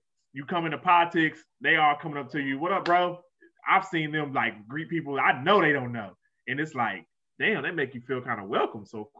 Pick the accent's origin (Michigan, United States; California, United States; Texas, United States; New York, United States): Texas, United States; I'm from Texas.